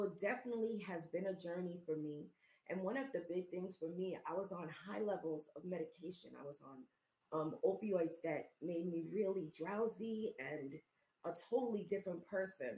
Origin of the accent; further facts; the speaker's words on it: New York City, New York, United States; I'm from New York City. We're from the Bronx.